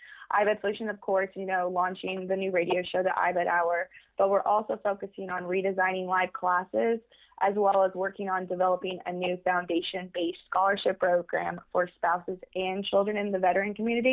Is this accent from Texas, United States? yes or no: yes; Austin, Texas, United States; I am from Austin, Texas